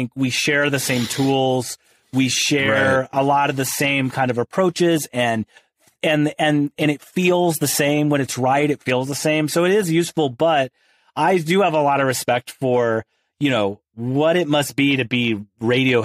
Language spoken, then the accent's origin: English; outside St. Louis, rural Illinois, United States; moved away as an adult; now in Los Angeles, United States; I grew up in rural Illinois. So outside of St. Louis